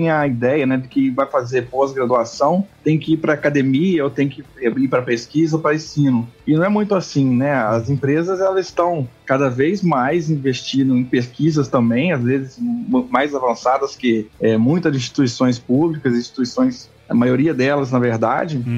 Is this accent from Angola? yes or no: no; Manhumirim, Minas Gerais, Brazil; É, sou mineiro, nascido na cidade de Manhumirim, Minas Gerais.